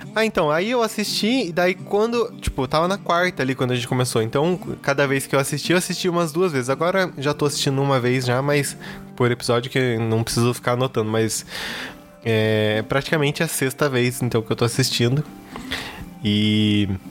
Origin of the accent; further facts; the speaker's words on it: Curitiba, Paraná, Brazil; eu sou aqui de Curitiba